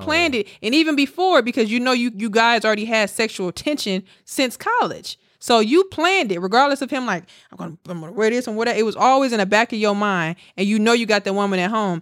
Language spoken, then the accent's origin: English; Milwaukee, Wisconsin, United States; now in Houston, United States; I'm from Milwaukee